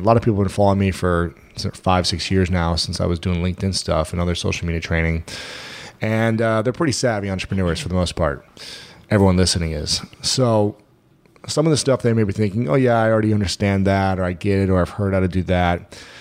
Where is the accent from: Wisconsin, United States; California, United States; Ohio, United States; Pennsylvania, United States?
Ohio, United States; I'm from Ohio.